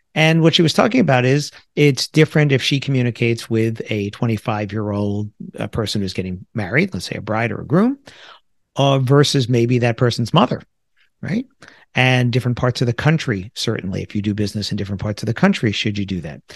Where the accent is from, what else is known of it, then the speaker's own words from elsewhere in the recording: United States; also born or lived in New Jersey; I grew up in the New York area. I live in the New York area. I live in New Jersey